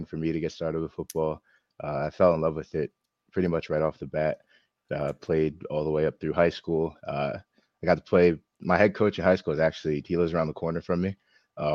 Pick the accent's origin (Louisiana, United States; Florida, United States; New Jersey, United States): New Jersey, United States; I'm from Jersey